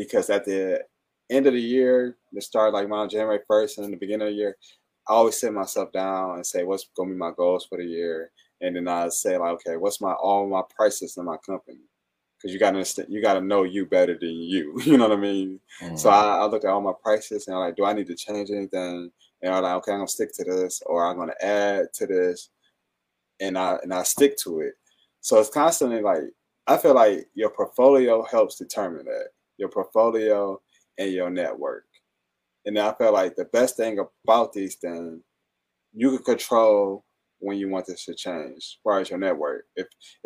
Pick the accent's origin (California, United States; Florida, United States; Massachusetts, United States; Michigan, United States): Michigan, United States; Fenkell and Wyoming; me being Black, I grew up on Finkel and Wynwood